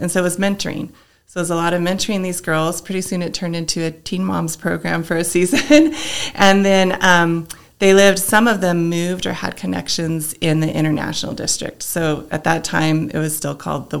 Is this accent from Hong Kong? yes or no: no; Los Alamos, New Mexico, United States; also born or lived in Vancouver, British Columbia / Texas; I grew up in Los Alamos.